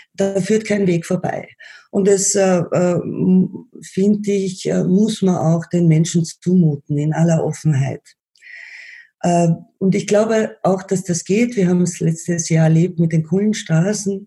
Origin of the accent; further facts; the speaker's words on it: Vienna, Austria; bei uns in Wien